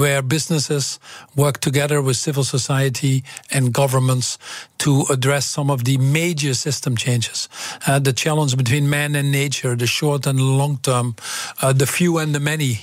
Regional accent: Twente, Overijssel, Netherlands; English is a second language; moved away as an adult; I came from Twente

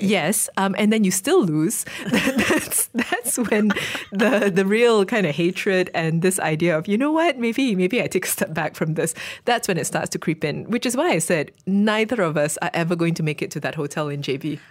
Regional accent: Malaysia

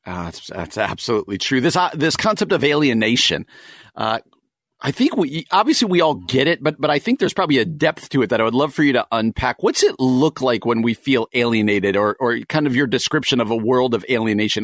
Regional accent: New Jersey, United States; now in Chicago, United States; I grew up in New Jersey and now live in the Chicagoland

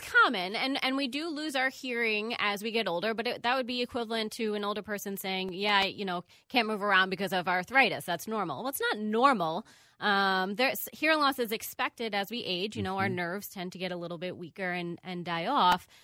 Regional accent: Long Island, New York, United States; moved away as an adult; also born or lived in Miami, Florida / Bronx, New York / Champaign, Illinois; now in Minneapolis, United States; I am originally from New York, Long Island

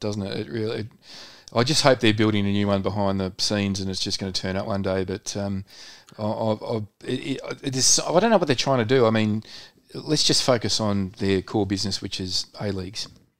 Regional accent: Melbourne, Victoria, Australia; born or raised there

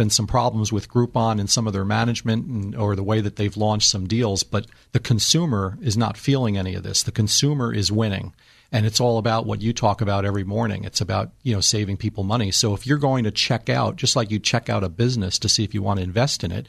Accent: New Jersey, United States; moved away as an adult; now in Northern California, United States; I'm originally from New Jersey, relocated to Northern California this past February

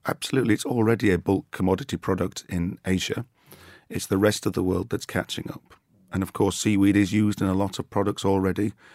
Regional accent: Yorkshire and the Humber, United Kingdom; as a Yorkshire man

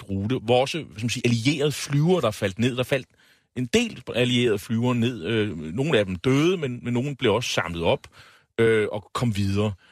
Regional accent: Nexø, Capital Region of Denmark, Denmark; jeg er jo fra Næksø, og man er jo lidt lokalpatriot.

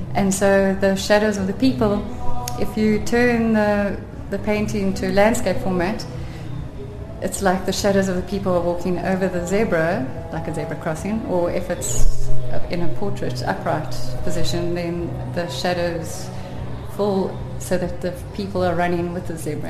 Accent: Cape Town, Western Cape, South Africa; moved away as an adult; now in Little Karoo, South Africa; I'm originally from Cape Town, but we've lived in the Little Karoo on Gamke Berg Natuurreservaat for the last 25 years.

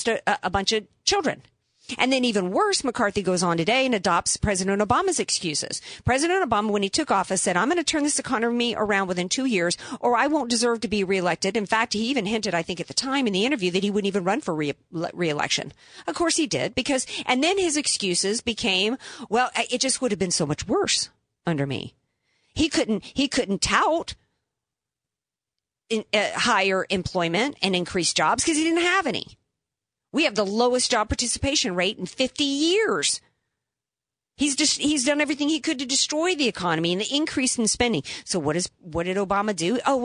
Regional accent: the Bible Belt, United States; I grew up in the Bible Belt

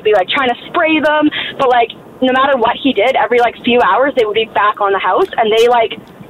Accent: East Coast, Atlantic Canada, Canada; moved away; I'm from the East Coast.

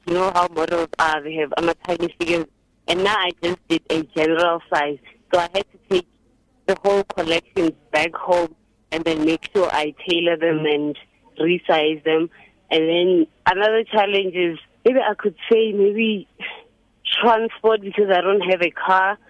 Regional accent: Alexandra, Gauteng, South Africa; I'm from Alexandra. I, I I live here with my parents

